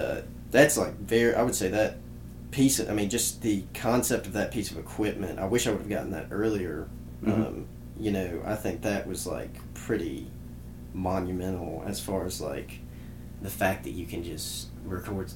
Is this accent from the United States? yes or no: yes; Columbus, Mississippi, United States; we us three were actually all born here, Mhm. um, and then me and Dean grew up here.